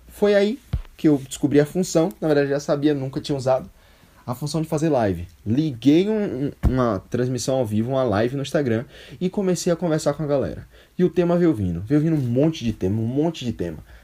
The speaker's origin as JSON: {"language": "Portuguese", "town": "Salvador", "region": "Bahia", "country": "Brazil", "said": "É, sou soteropolitano, Salvador, Bahia, Brasil, minha terra"}